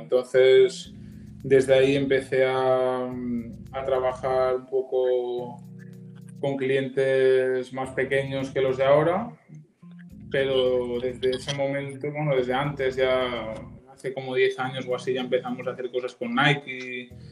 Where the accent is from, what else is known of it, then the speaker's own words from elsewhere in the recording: Alzira, Valencian Community, Spain; moved away as an adult; now in Barcelona, Spain; soy de un pueblo de Valencia, el sur de Valencia, que se llama Alcira Nací allí, estuve viviendo hasta los 18 años